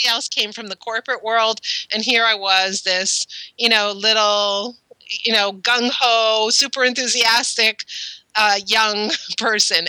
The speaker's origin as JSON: {"language": "English", "town": "Montreal", "region": "Quebec", "country": "Canada", "tie": "born or raised there", "also_born_or_lived": "Ottawa", "moved": "as an adult", "said": "so I grew up in Montreal, and in Montreal, you start high school in grade seven"}